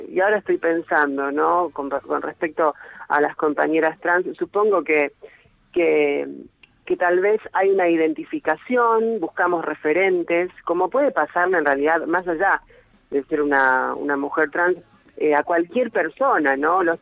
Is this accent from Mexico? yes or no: no; Hurlingham, Buenos Aires Province, Argentina; ahora estoy en la casa familiar, acá en Hurlingham, es eh, al, hacia el oeste, digamos, de lo que es el AMBA, ¿no?